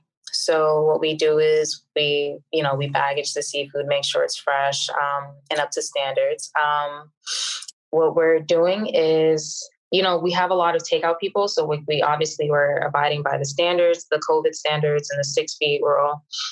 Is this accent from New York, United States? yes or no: no; Boston, Massachusetts, United States; now in Miami, United States; So right now I'm in Miami, Florida, but I'm originally from Boston, Massachusetts.